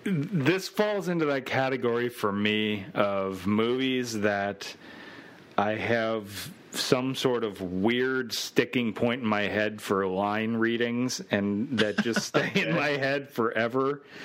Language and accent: English; Cincinnati, Ohio, United States; growing up in Cincinnati